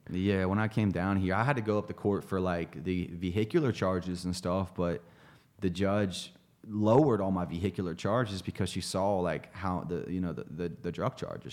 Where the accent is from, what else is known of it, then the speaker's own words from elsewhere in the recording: Greenfield, Ohio, United States; moved away; a little town outside of Chillicothe, Ohio, outside of Dayton, called Greenfield, Ohio.